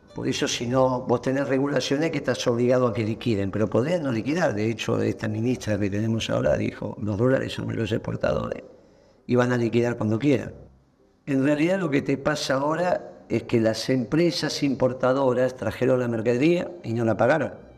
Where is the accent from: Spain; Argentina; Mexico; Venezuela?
Argentina